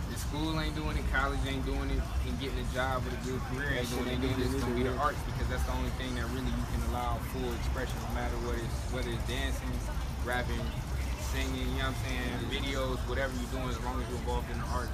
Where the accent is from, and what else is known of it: Cleveland, Ohio, United States